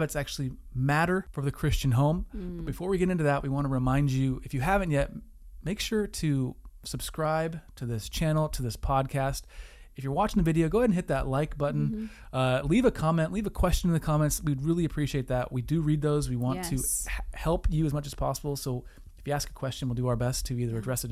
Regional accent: Wisconsin, United States; we're from Wisconsin

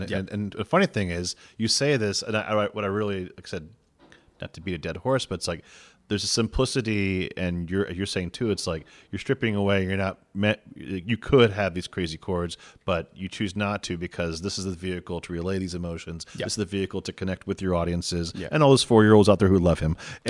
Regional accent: Santo Domingo, Distrito Nacional, Dominican Republic; Like, and I came from Santo Domingo.

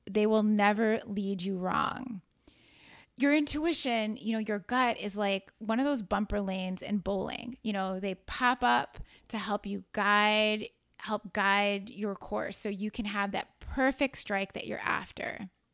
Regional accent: Chicago, Illinois, United States; moved away as an adult; also born or lived in New York City; I moved back to my hometown of Chicago

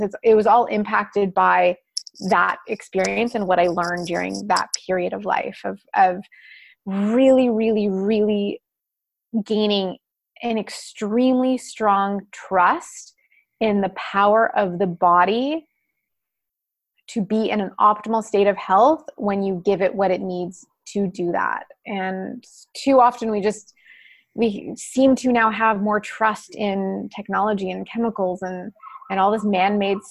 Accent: Winnipeg, Manitoba, Canada; moved away; also born or lived in California; I was raised in Winnipeg, and for anyone who is not in Canada, it's a small city in the middle of the country

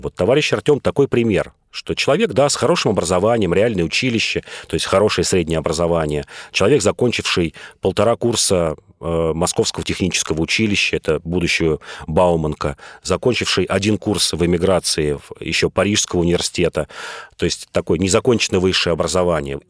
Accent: Moscow, Russia; я москвич

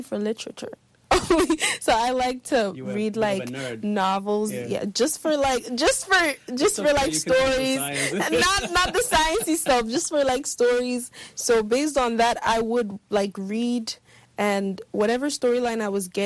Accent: Benin City, Edo, Nigeria; I was born in Benin City. I was raised there

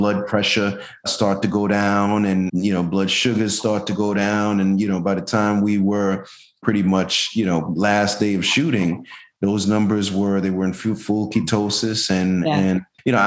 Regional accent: Jamaica; now in Tampa, United States; I'm Jamaican

